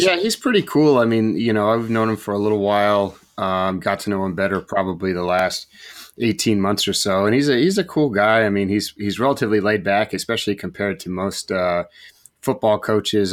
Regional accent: West Coast, United States; I'm from the West Coast.

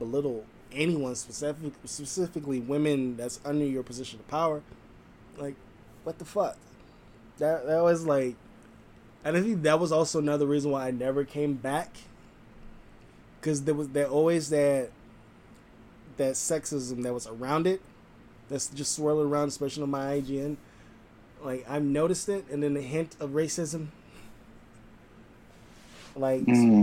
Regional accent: West Coast, United States; someone who's born and raised on the West Coast

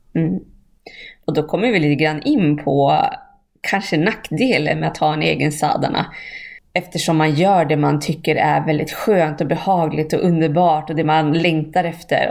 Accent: Bjurholm, Västerbotten County, Sweden; moved away; där jag kommer ifrån, Bjurholm.

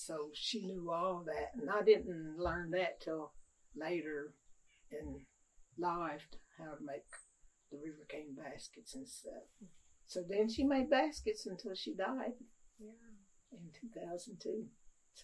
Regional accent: Goose Creek, Qualla Boundary, North Carolina, United States; I lived on Goose Creek all my life

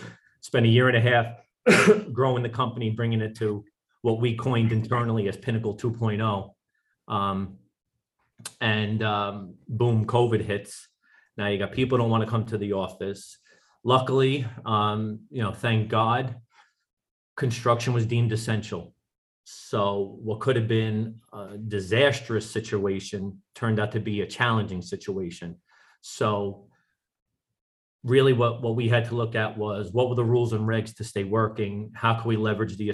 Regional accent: New York City, New York, United States; also born or lived in Nashville, Tennessee; born and raised in New York City, specifically Staten Island, which is one of the five boroughs

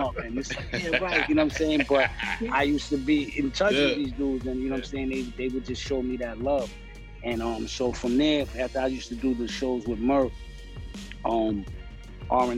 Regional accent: New York City, New York, United States; I was from Stapleton

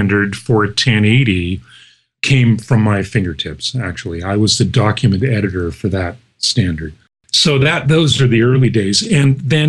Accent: Canada; being Canadian

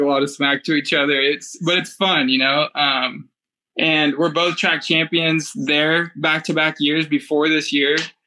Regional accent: Roseville, California, United States; It was my hometown and it was, you know, the track I grew up racing

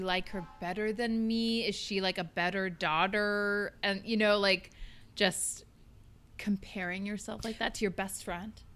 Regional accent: Minnesota, United States; I grew up in Minnesota

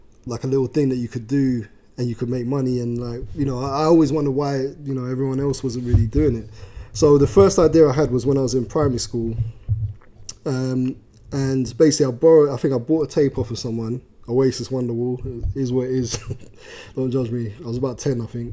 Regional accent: London, United Kingdom; I'm from South London originally

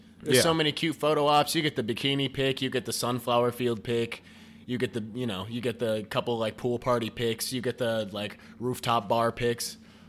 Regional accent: Wisconsin, United States; moved away; also born or lived in Cincinnati; I'm coming from Wisconsin

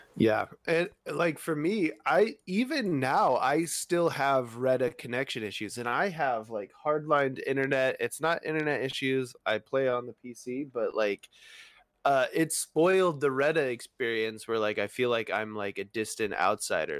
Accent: United States; accent: American; my American accent

